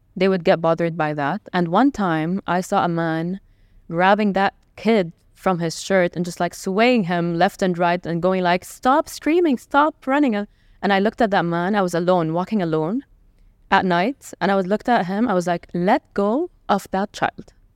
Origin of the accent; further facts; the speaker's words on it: Jeddah, Makkah Province, Saudi Arabia; also born or lived in Lebanon / Riyadh; now in Dubai, United Arab Emirates; my hometown. To back to Jeddah